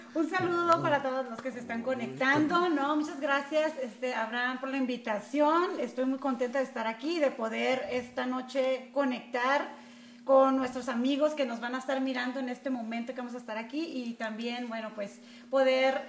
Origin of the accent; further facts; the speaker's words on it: Tijuana, Baja California, Mexico; yo nací aquí en Tijuana, soy tijuanense de corazón